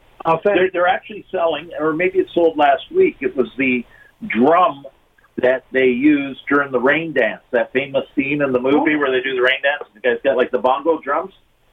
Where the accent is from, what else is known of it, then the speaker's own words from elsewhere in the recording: Hamilton, Ontario, Canada; I grew up in Hamilton.